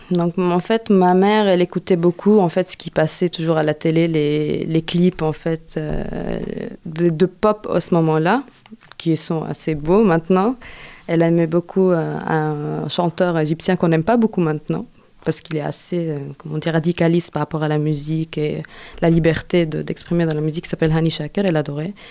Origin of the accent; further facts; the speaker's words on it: Lebanon; après j'ai fini et je suis rentrée chez moi au Liban.